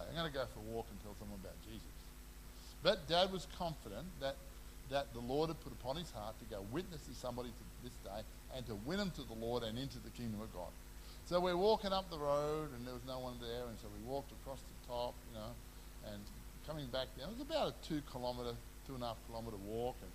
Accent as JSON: {"language": "English", "country": "Papua New Guinea", "tie": "born or raised there", "said": "I grew up in New Guinea."}